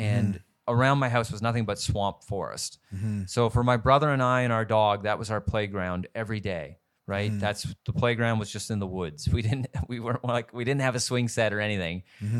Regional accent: rural Southern Ontario, Canada; I grew up in rural Southern Ontario, which I think was a fabulous place to grow up.

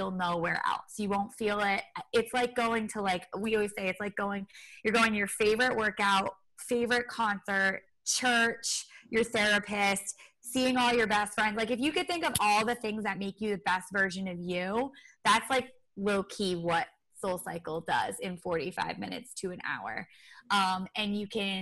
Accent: Rhode Island, United States; moved away as an adult; also born or lived in Los Angeles / Boston; I grew up in Rhode Island

